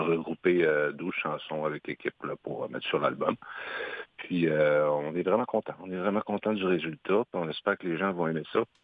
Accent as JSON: {"language": "French", "town": "Isle-aux-Coudres", "region": "Quebec", "country": "Canada", "tie": "born or raised there", "said": "Moi, je suis natif de l'île aux Coudres dans Charlevoix"}